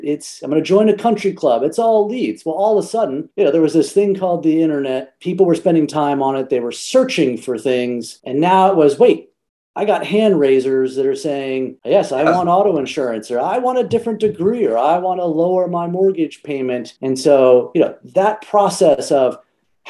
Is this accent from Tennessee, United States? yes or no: no; Texas, United States; now in New York City, United States; I grew up in Texas. I do not live in Texas now. I get to call New York City home and have been for the last 13 years